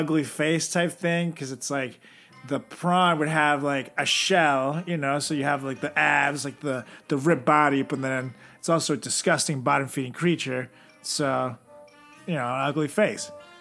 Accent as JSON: {"language": "English", "country": "Venezuela", "said": "I'm from Venezuela"}